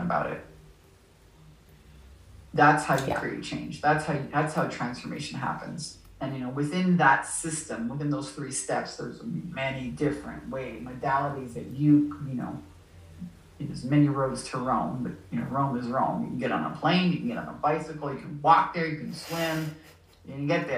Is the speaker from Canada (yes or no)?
yes; Canada; moved away; also born or lived in Southern California; I'm from Canada. I'm Canadian originally